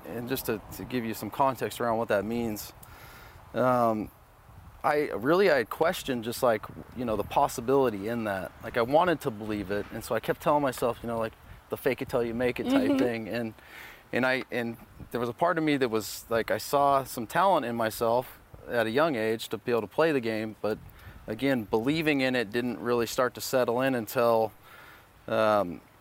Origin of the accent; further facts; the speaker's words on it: Southern California, United States; growing up in Southern California